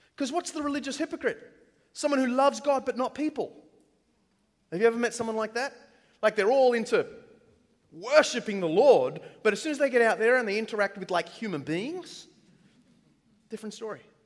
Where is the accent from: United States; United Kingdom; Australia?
Australia; accent: Australian; I'm Australian